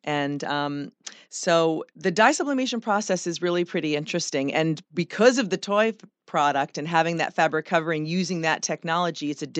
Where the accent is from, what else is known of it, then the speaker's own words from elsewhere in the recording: New York, United States; moved away as an adult; also born or lived in North Myrtle Beach, South Carolina; now in South Carolina, United States; I am from New York.